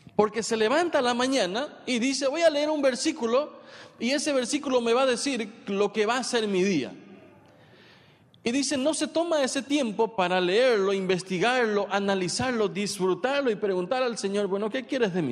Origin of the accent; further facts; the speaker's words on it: San Pedro Department, Paraguay; yo soy de San Pedro